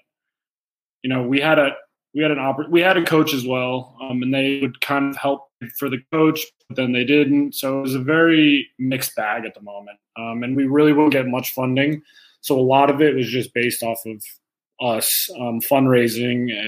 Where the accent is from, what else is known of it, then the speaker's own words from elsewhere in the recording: United States; an American player coming up through the system